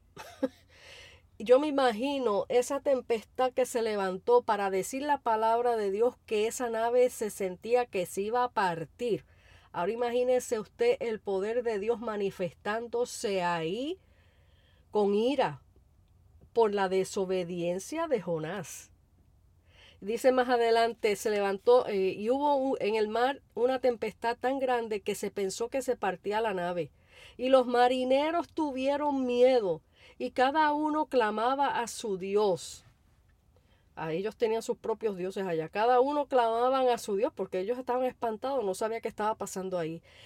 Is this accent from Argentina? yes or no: no; Puerto Rico; como decimos en Puerto Rico